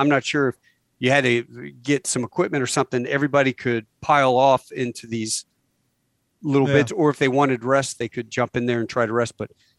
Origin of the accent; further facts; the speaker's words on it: Virginia, United States; I grew up on Little Creek Amphibious Base.